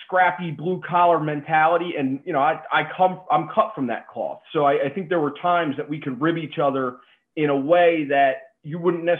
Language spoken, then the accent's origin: English; New Jersey, United States; I'm a Giants fan, born and raised in the Jersey Shore, Giants, Yankees, like that's what it is for me.